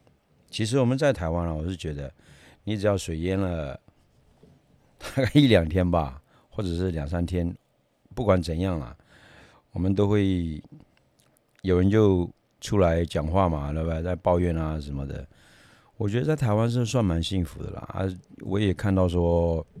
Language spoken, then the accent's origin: Chinese; Myanmar; 因为我前面有讲过，我以前从缅甸来的，那你说在缅甸好了，每年啊，就是缅甸是三个季节而已